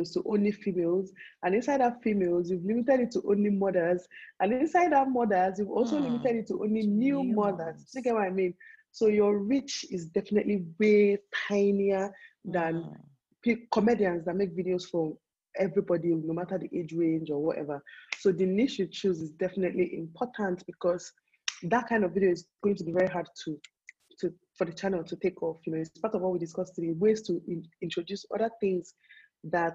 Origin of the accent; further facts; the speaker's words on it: Nigeria; people like us that will live all our lives here